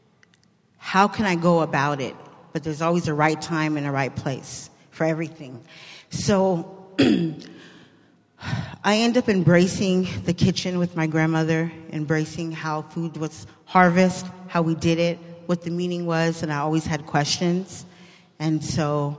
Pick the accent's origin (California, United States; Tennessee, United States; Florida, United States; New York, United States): California, United States; Bay Area; I grew up here in the Bay Area with the Native community